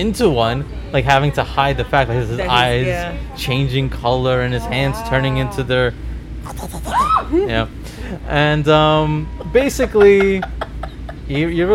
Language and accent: English; New York City, New York, United States; I'm from Queens